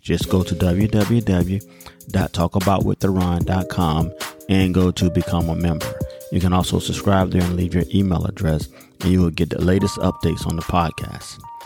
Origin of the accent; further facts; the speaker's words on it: United States; my experiences as a black American or African American